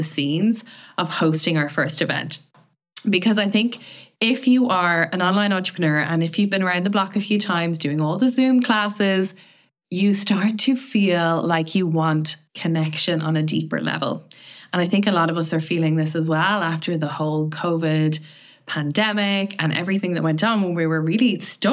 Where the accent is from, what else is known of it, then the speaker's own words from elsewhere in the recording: Ireland; I'm from Ireland